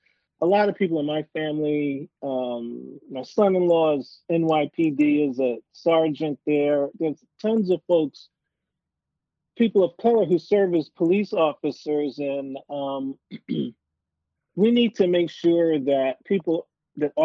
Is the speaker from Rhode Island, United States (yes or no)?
no; New York, United States; now in Pierce County, United States; I grew up in New York